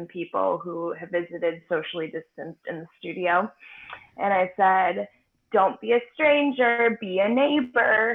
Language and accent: English; Shorewood, Wisconsin, United States; also born or lived in Chicago; I'm from here. I'm from Milwaukee. I grew up in Shorewood and always have loved Milwaukee